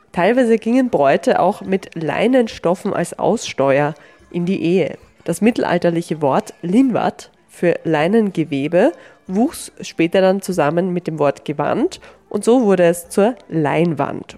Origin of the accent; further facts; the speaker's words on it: Vienna, Austria; als Wiener oder Wienerin